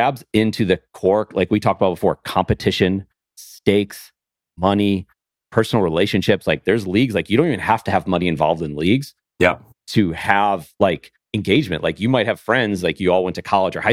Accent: Buffalo, New York, United States; moved away; I grew up in Buffalo

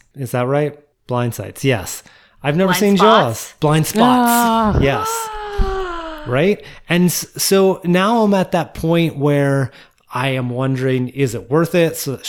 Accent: Philadelphia, Pennsylvania, United States; my hometown of Philly.

